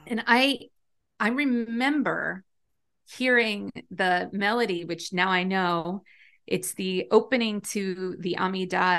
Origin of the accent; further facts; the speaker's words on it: Long Valley, New Jersey, United States; I grew up in Long Valley, New Jersey, which is, um, like a very small town in Northwest Jersey